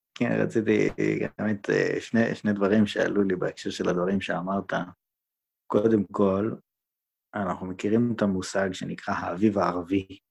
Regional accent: Jerusalem, Jerusalem District, Israel; moved away; בתור ירושלמי לשעבר

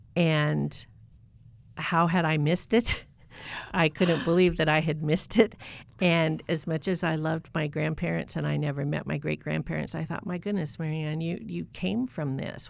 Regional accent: North Idaho, United States; also born or lived in Boise, Idaho / Southern Maryland; a place in North Idaho near my hometown

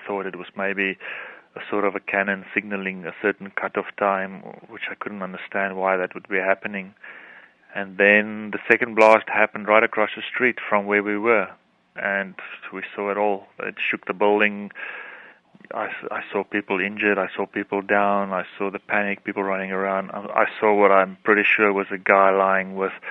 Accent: South Africa; I'm from South Africa

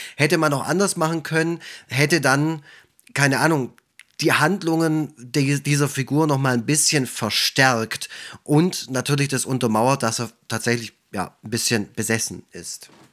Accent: Swabia, Germany; als Schwabe

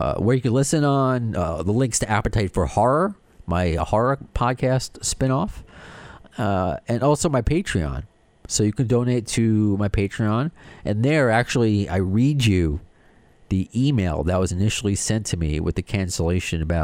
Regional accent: New York and Long Island, United States; accent: New York / Long Island

